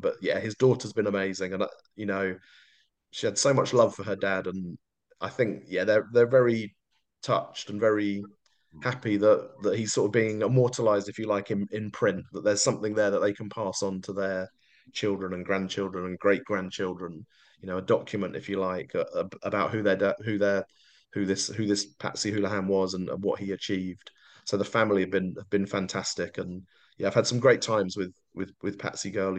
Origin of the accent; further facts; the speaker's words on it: London, United Kingdom; moved away as an adult; I grew up in South London